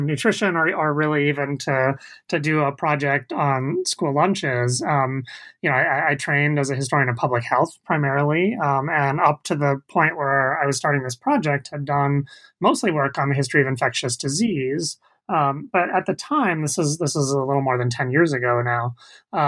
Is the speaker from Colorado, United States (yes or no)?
no; the Bay Area, California, United States; I grew up in the Bay Area